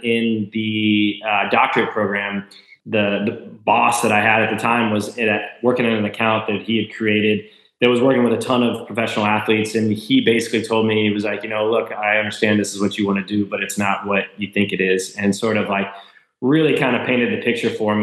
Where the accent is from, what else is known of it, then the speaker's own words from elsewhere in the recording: Lawrenceburg, Indiana, United States; I grew up in Lawrenceburg, Indiana